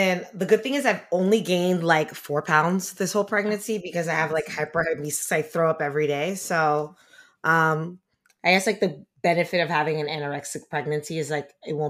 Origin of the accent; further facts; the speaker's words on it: Miami, Florida, United States; I grew up in Miami